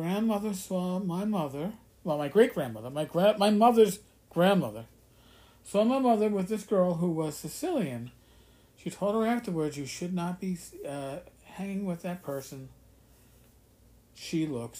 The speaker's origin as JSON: {"language": "English", "area": "the North", "region": "Northern United States", "country": "United States", "said": "as a Northerner"}